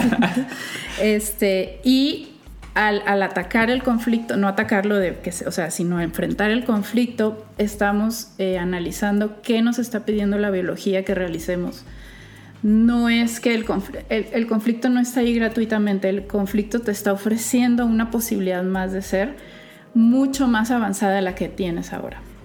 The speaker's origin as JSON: {"language": "Spanish", "town": "Culiacán", "region": "Sinaloa", "country": "Mexico", "moved": "yes", "said": "Soy de Culiacán. Vengo muy orgullosa de mi estado y su capital"}